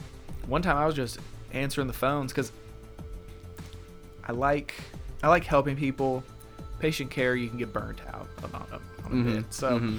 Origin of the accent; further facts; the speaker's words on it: Whitwell, Tennessee, United States; accent: Southern drawl; I'm from Whitwell.